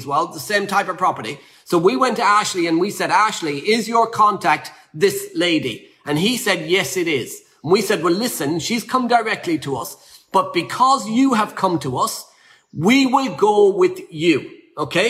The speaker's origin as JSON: {"language": "English", "country": "Ireland", "said": "I'm Irish."}